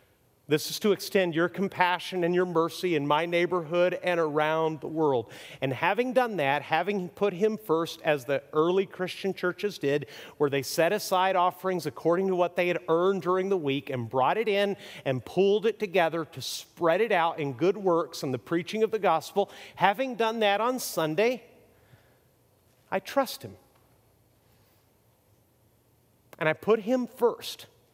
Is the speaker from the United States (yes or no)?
no; Mexico; See, I grew up middle class in Mexico and went to private schools, which was very nice.